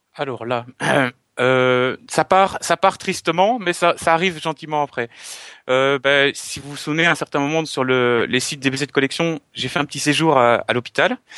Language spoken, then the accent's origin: French; Belgium; je suis belge.